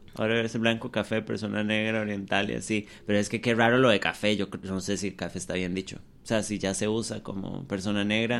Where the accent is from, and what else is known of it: Costa Rica